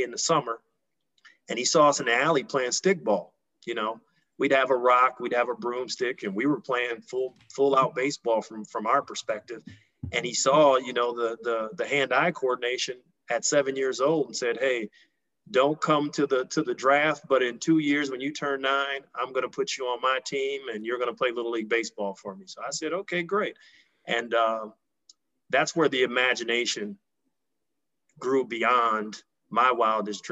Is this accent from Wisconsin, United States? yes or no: yes; Milwaukee, Wisconsin, United States; I grew up in Milwaukee, Wisconsin, and was an avid sports fan